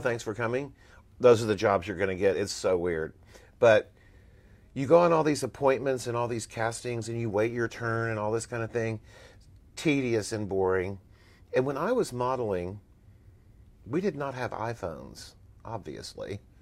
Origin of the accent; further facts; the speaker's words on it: Texas, United States; moved away as an adult; Here I come from Texas